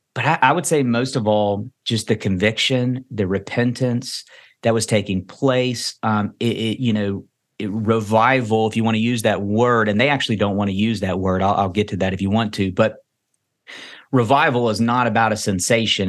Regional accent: Kentucky, United States; I'm born and raised in Kentucky

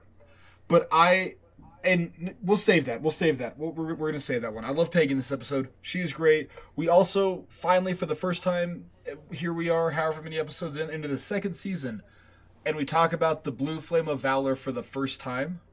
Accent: United States; I'm an American

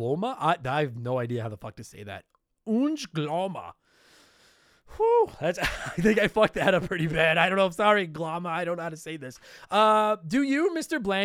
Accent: Canada; first language English; I'm from Canada, and all I've ever spoken my entire life is English

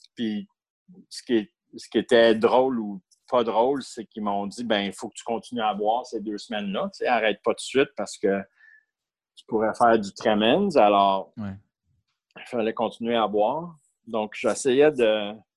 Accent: Ottawa, Ontario, Canada; moved away as an adult; also born or lived in Montreal; j'ai été élevé à Ottawa jusqu'à l'âge de 19 ans où j'ai déménagé à Montréal

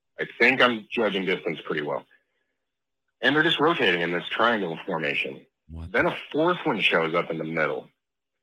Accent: Arvada, Colorado, United States; I grew up in Colorado, not far from where you were talking about in Golden, just a couple, 15 minutes northeast

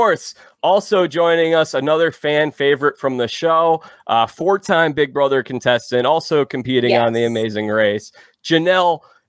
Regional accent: Chicago, Illinois, United States; A lot of people so I'm from Chicago. A lot of people say I kind of sound like an Indiana person.

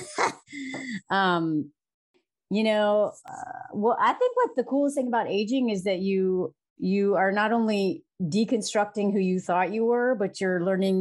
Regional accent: the South, United States; moved away as an adult; now in France; I grew up in the South in the U.S.

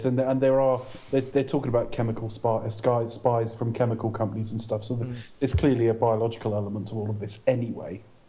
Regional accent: Welsh, Wales, United Kingdom; The accent's purely incidental. I'm Welsh, don't you know?

